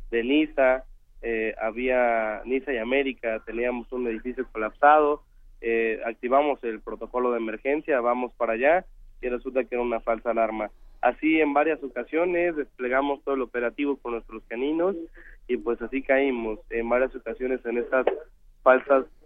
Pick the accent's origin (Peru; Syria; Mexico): Mexico; la emergencia unió, afortunadamente, nos unió como, ciudadanos, como mexicanos